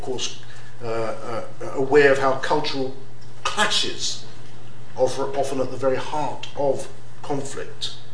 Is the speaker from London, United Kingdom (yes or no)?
yes; London, United Kingdom; I was raised in London.